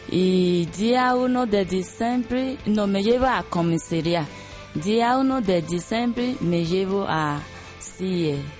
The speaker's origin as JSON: {"language": "Spanish", "country": "Nigeria", "second_language": "Spanish", "moved": "yes", "lives_now": "Spain", "said": "Salí de Nigeria en 2001, llevo España en 2005 y viví en Pala con mi hijo de 10 años"}